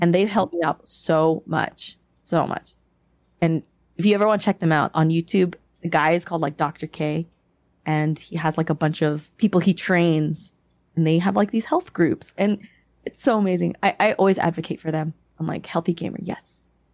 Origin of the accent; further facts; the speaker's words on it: United States; also born or lived in Philippines (parents' origin); I grew up in a Canadian Asian American household